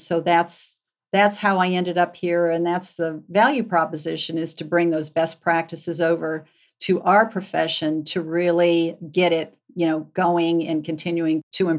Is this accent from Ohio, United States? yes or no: yes; Cleveland, Ohio, United States; moved away as an adult; now in Atlanta, United States; I moved from Cleveland to Atlanta, so I was a Yankee in the South, a woman in public accounting back in the day